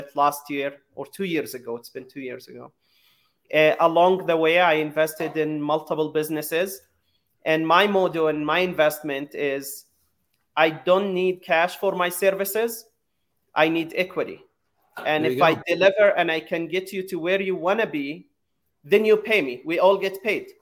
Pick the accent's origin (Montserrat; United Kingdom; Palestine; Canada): Palestine; Jerusalem; moved away as an adult; also born or lived in San Francisco, United States; now in United States; I was born in Jerusalem, and at 7 years old, I had a dream to come to the U.S. to follow the American dream